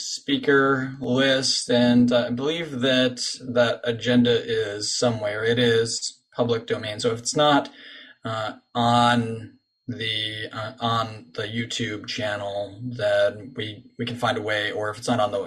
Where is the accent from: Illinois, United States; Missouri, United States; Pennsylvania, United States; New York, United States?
New York, United States; Binghamton; now in Washington, D.C. area, United States; my hometown of Binghamton in Western New York